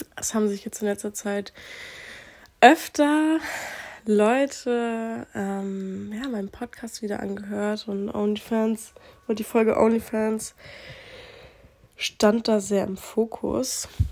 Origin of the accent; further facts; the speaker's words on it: Aurich, Lower Saxony, Germany; also born or lived in Croatia (family); hier aus Aurich kenne, wo ich aufgewachsen bin